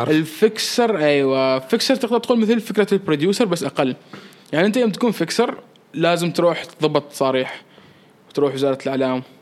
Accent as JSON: {"language": "Arabic", "country": "Oman", "said": "عندي صور احلى باللبس الكاجوال بس فضلت اني احط صوره دشداشه كوني عماني"}